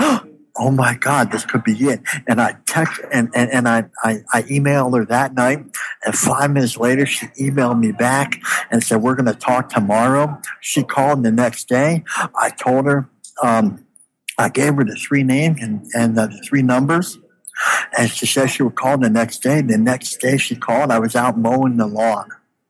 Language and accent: English; Canada; "Hey, I'm from Canada. This is pretty cool."